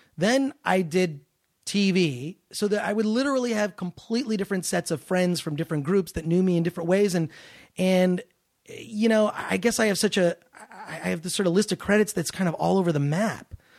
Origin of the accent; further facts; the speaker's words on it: Detroit, Michigan, United States; now in Los Angeles, United States; I always hated Nazi skinheads growing up in Detroit.